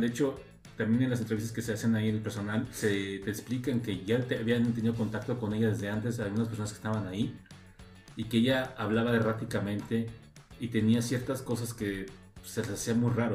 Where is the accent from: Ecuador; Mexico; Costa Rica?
Mexico; en su momento llegué a ver las aventuras de Fly en México, ah. cuando pues, estaba más joven